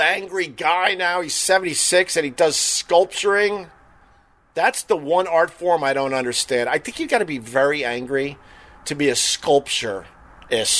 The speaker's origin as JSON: {"language": "English", "area": "Long Island", "region": "New York", "country": "United States", "tie": "born or raised there", "said": "Growing up on Long Island"}